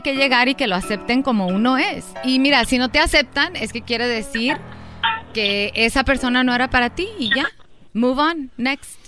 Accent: Durango, Mexico; somos de Durango.

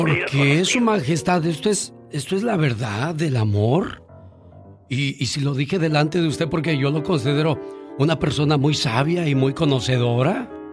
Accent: Namiquipa, Chihuahua, Mexico; moved away; un día salí de Namiquipa, Chihuahua. Pero Namiquipa, Chihuahua nunca salió de mí.

